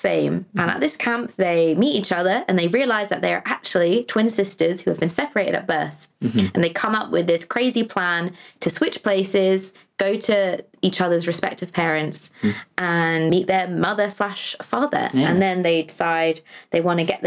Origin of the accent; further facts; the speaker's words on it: United States; even though I was American